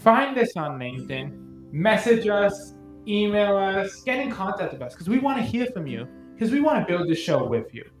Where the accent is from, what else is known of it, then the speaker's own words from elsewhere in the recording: Canada; I'm a Canadian comic book collector